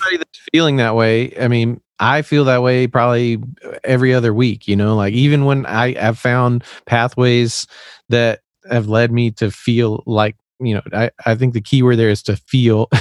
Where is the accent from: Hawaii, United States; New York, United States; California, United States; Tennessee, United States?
Tennessee, United States; accent: Southern; I was actually raised in the South. I'm from Tennessee, and I don't really have much of an accent, but I, I, it'll come out